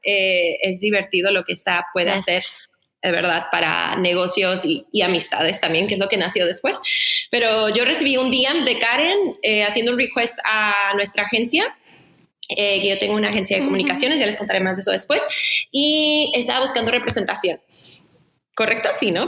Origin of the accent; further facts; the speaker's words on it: Tijuana, Baja California, Mexico; moved away; also born or lived in San Diego, California, United States; soy de Tijuana, crecí típico, ¿no? Creces entre Tijuana y San Diego toda mi vida